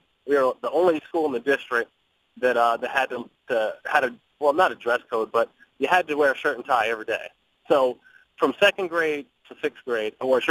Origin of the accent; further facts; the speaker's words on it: Harrisburg, Pennsylvania, United States; grew up an hour away from Philly, 2 hours from Pittsburgh, so two and a half. I grew up in Harrisburg, Pennsylvania, the capital.